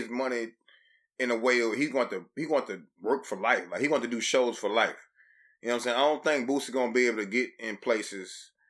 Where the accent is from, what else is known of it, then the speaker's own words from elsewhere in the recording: Louisiana, United States; growing up in Louisiana